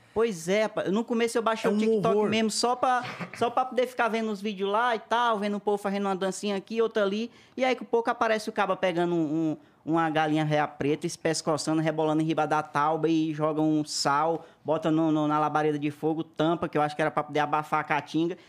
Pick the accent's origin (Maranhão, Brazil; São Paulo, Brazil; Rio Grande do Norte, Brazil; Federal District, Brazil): Maranhão, Brazil; interior of; moved away; nasci lá no interiorzinho do Maranhão